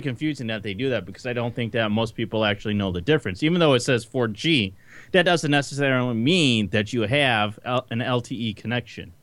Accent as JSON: {"language": "English", "town": "Detroit", "region": "Michigan", "country": "United States", "said": "I'm from Detroit"}